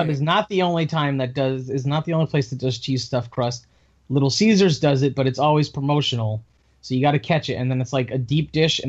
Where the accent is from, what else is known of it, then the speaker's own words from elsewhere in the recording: East Coast, United States; moved away; I grew up on the East Coast